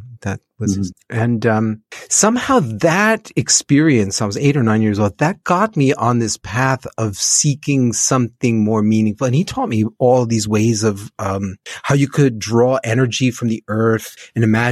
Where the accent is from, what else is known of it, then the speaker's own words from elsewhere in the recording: New Jersey, United States; moved away as an adult; now in Cambodia; I grew up in New Jersey, in the suburbs, right out outside New York City, maybe about 12 miles from the city.